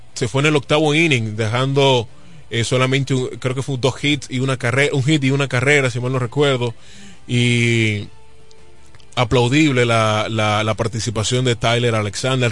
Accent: Dominican Republic

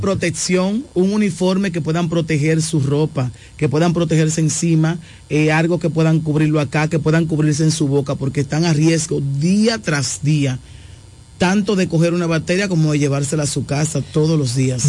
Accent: La Romana, Dominican Republic; also born or lived in Bávaro; yo soy de aquí de La Romana, pero estaba viviendo en Bávaro por un tiempo.

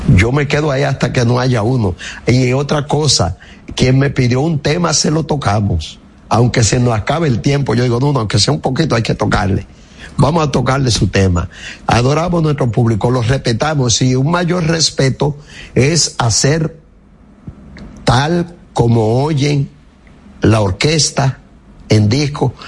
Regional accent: Higüey, La Altagracia, Dominican Republic; moved away; Yo voy mucho a Higüey. En mi pueblo y es mi pueblo que adoro

